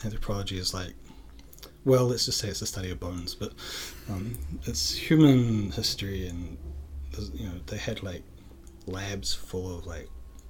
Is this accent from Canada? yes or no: no; Dunedin, Otago, New Zealand; Dunedin is my hometown, and it's like the south of New Zealand, and when I was a kid there, I thought it was like a big city, but it's not. It's like a 100,000 people town.